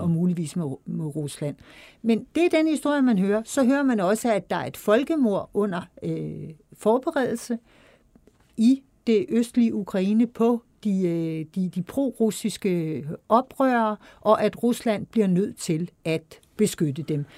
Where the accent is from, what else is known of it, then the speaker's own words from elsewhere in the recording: Denmark; som, som dansker